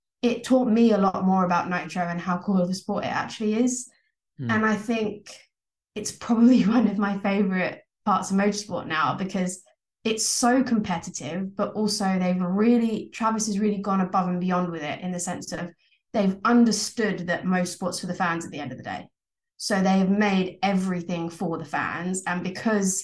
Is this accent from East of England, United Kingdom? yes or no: yes; Essex, East of England, United Kingdom; I grew up in Essex.